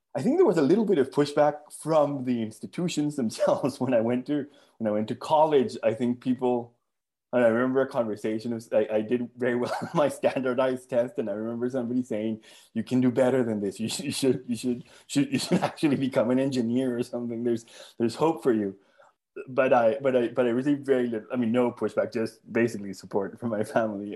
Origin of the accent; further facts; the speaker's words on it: Colombia; moved away as an adult; I was born in Colombia, and I grew up in Colombia.